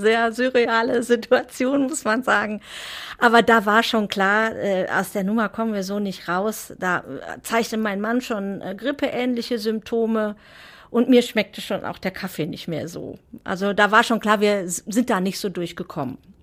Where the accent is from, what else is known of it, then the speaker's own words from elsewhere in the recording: Reken, North Rhine-Westphalia, Germany; also born or lived in Coesfeld; Ich bin aufgewachsen in Reken, das ist eine kleine Gemeinde im Kreis Borken, nicht weit von Coesfeld, aber ja, da habe ich die ersten 21 Jahre meines Lebens verbracht.